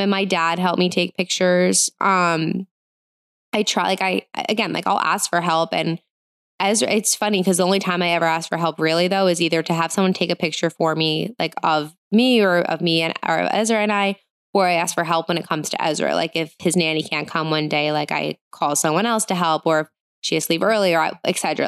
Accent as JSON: {"language": "English", "region": "New Jersey", "country": "United States", "tie": "born or raised there", "said": "I grew up in New Jersey. I live in New Jersey."}